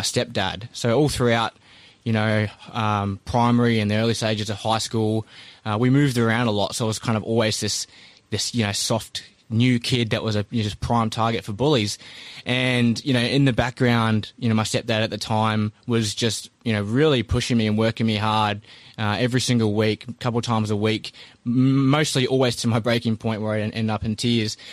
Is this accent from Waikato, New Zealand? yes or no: no; Christchurch, Canterbury, New Zealand; I was born in New Zealand and grew up in Christchurch